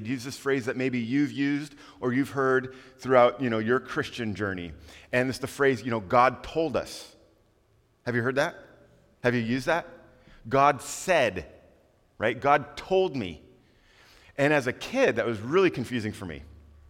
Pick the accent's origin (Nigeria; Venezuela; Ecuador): Ecuador; Quito, Pichincha; also born or lived in Panama / Costa Rica; My parents were missionaries, and I grew up in Quito, Ecuador, South America. And we went there when I was 3 years old